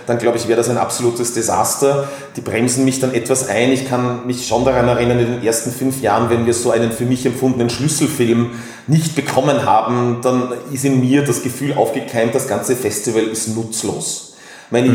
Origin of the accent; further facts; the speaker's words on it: Tyrol, Austria; now in Vienna, Austria; gebürtig in Tirol, äh, dann nach Wien gezogen